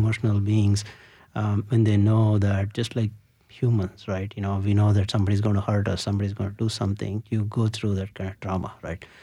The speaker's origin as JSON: {"language": "English", "country": "India", "tie": "born or raised there", "said": "growing up in India, you know, during my summer vacations, I always used to visit my grandmom"}